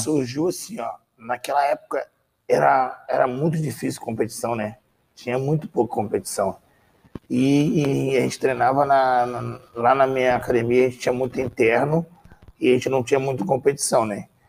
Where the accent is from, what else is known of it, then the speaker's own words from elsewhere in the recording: Teresópolis, Rio de Janeiro, Brazil; moved away; Eu sou da cidade de Teresópolis, Rio de Janeiro